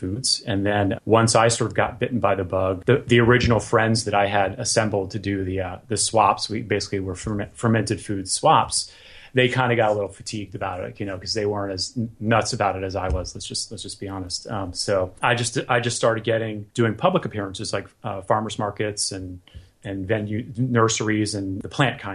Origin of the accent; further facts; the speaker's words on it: Florida, United States; now in Southern California, United States; I grew up in Florida, so every year I go back for the holidays